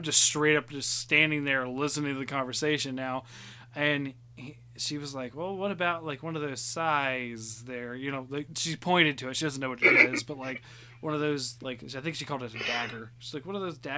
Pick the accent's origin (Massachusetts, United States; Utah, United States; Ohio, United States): Ohio, United States; Chillicothe; moved away; I've moved, you know, back to my hometown